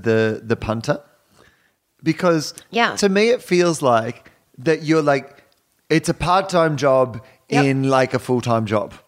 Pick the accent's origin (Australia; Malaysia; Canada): Australia; now in Los Angeles, United States; I've come from Australia.